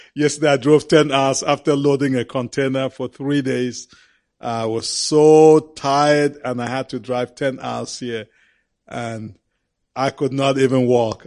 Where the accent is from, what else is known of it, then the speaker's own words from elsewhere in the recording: Cameroon; We went back to our country of Cameroon